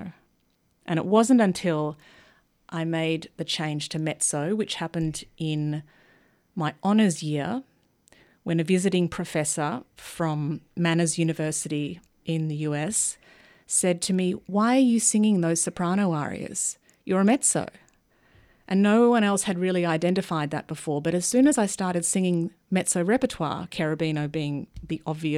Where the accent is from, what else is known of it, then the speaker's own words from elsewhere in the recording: Melbourne, Victoria, Australia; moved away; also born or lived in Sydney; I grew up in Melbourne.